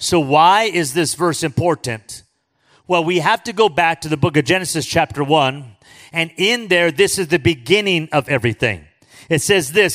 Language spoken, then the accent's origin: English; Los Angeles, California, United States; I grew up in East